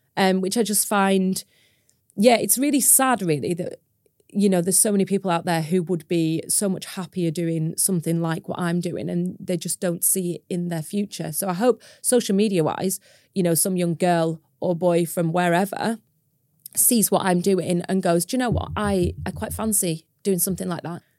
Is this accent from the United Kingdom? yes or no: yes; Preston, North West England, United Kingdom; moved away as an adult; now in Cumbria, United Kingdom; I'm from Preston originally. I'm not from a farming background. I'm from a city. I went to a huge school.